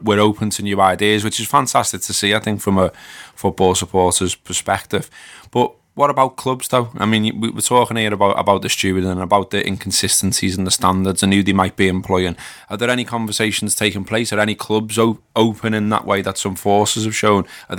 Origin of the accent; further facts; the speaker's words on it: Liverpool, North West England, United Kingdom; I literally had a copper goading me for being a Scouser, so calling me all kinds because he was a Manc.